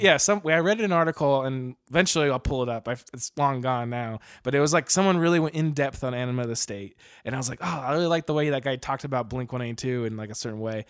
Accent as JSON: {"language": "English", "region": "Arizona", "country": "United States", "moved": "yes", "lives_now": "Portland, United States", "said": "we're originally from Arizona, or I am at least, and uh, now we both live in Oregon, Portland"}